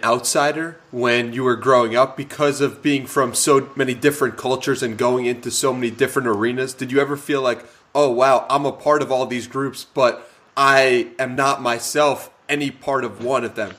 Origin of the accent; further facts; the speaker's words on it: United States; as an American